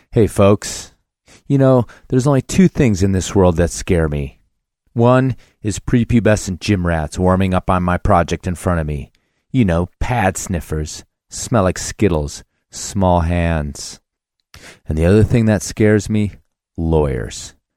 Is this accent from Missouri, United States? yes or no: no; Carbondale, Colorado, United States; my hometown of Carbondale, Colorado